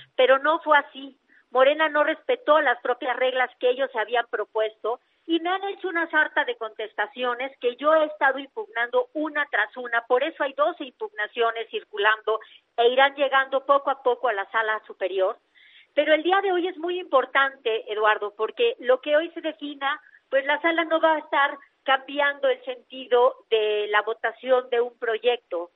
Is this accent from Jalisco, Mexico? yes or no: no; Oaxaca, Mexico; lo mío es Oaxaca